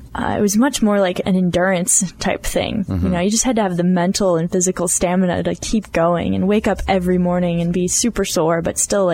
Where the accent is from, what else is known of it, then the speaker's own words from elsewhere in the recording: Boulder, Colorado, United States; moved away as an adult; now in Tahoe, United States; I was born and raised in Boulder, which not many people are, I don't think.